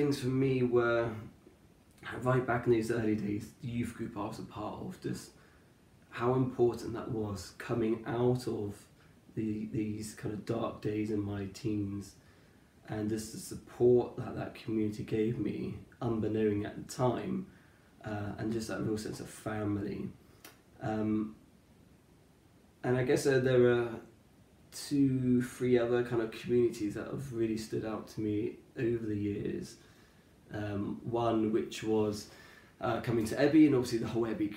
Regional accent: Cornwall, South West England, United Kingdom; I grew up in Cornwall.

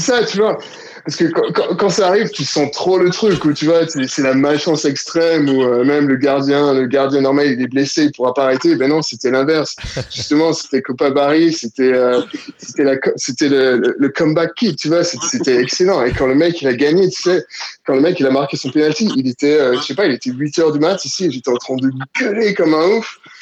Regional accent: Côte d’Ivoire; moved away as an adult; also born or lived in Paris, France; now in Sydney, Australia; À la base, je suis de Côte d'Ivoire, donc j'ai euh, grandi en Côte d'Ivoire

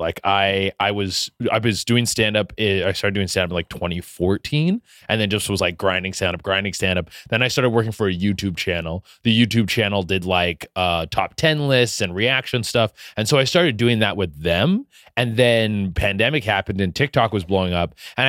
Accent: Vancouver, British Columbia, Canada; accent: Canadian; moved away; also born or lived in Toronto; I'm from Vancouver. Well, Vancouver area.

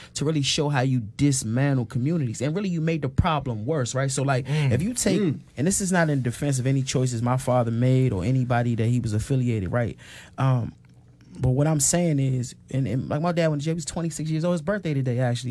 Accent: Washington, District of Columbia, United States; I grew up on Hanover Place um, in Northwest Washington

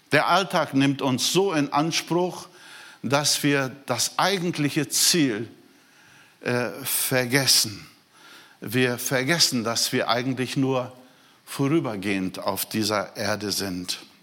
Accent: Brazil; moved away; Ich bin Brasilianer

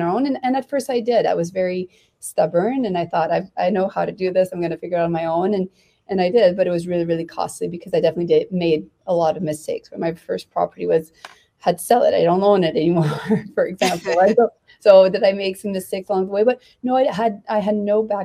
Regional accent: Canada; as a Canadian

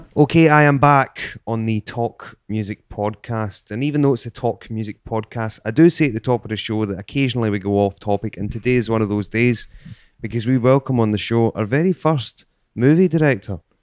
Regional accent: Scotland, United Kingdom; I'm from Bonnie, Scotland.

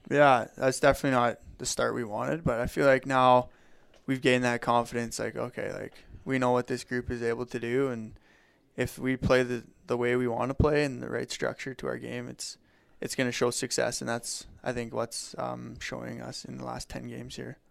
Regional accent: Legal, Alberta, Canada; I grew up in Legal, going to a francophone school from K to nine, so very fluent

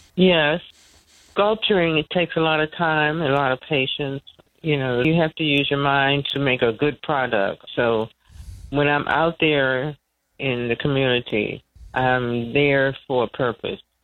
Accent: Washington, District of Columbia, United States; also born or lived in North Carolina; I grew up in D.C.

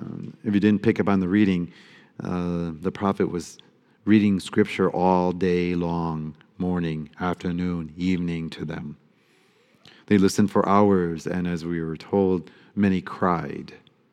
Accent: Detroit, Michigan, United States; Growing up in Detroit, we listened to R&B music a lot, my family and I.

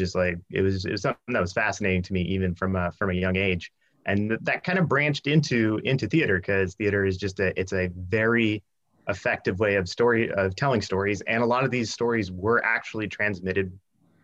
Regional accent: Union City, California, United States; I was raised I grew up in Union City. So yeah, I've been a lifer in the East Bay

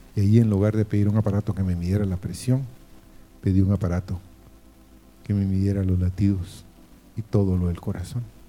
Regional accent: Guatemala; moved away; soy guatemalteco, pero no vivo en este país. Vivo en otro país

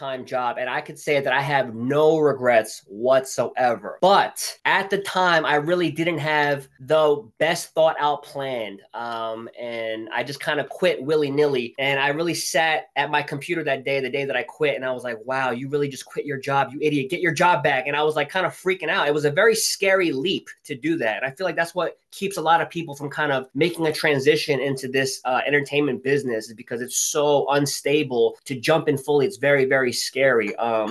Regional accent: New Jersey, United States; moved away as an adult; now in New York City, United States; I'm originally from Jersey, and I'm the Jerseyest Jersey boy you will ever meet

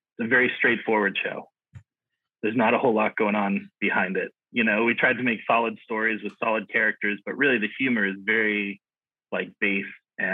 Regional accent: Watertown, Massachusetts, United States; moved away as an adult; now in Los Angeles, United States; I'm from Massachusetts originally. I grew up in Watertown

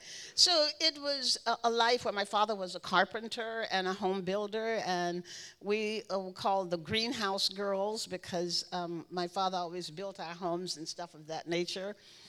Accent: Louisiana, United States; It was a very interesting life. My father was a Baptist minister.

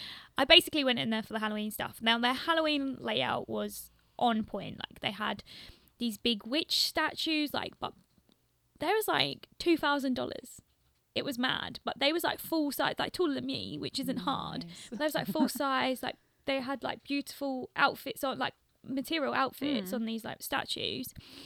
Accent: London, United Kingdom; no, I'm from the UK, like, I'm from London.

